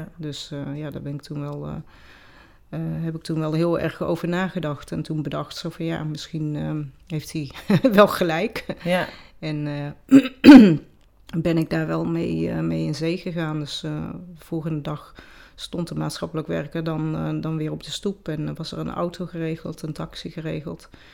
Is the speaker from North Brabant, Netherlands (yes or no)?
yes; North Brabant, Netherlands; accent: Brabantse; also born or lived in Peru; de Brabantse accent